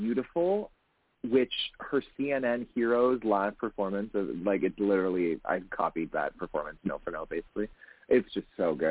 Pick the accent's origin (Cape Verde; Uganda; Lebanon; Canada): Canada